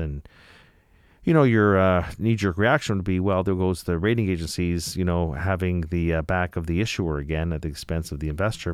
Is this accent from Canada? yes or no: yes; Canada; I'm from Canada